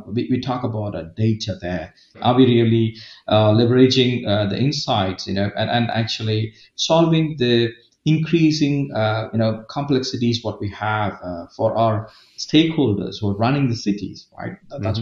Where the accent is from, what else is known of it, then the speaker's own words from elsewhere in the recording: India; moved away as an adult; also born or lived in Pune, India / Dublin, Ireland / Middle East; I'm from India